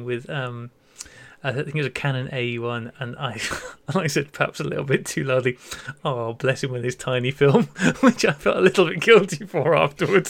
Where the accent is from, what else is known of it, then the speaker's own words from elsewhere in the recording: United Kingdom; being British